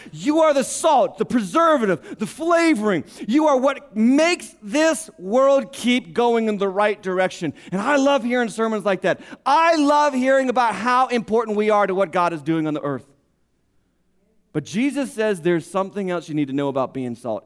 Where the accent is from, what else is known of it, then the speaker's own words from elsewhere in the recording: United States; We're in America. We're American Christians